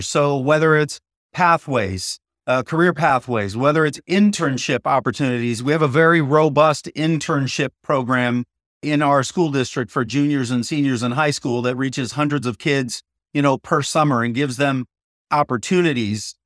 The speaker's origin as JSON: {"language": "English", "town": "Downey", "region": "California", "country": "United States", "tie": "born or raised there", "said": "coming back to my hometown"}